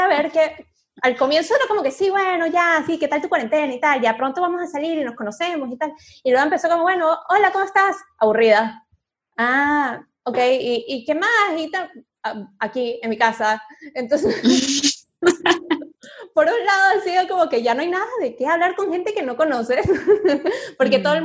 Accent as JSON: {"language": "Spanish", "country": "Venezuela", "moved": "as an adult", "said": "Cuando yo salí de Venezuela y me vine a vivir para acá"}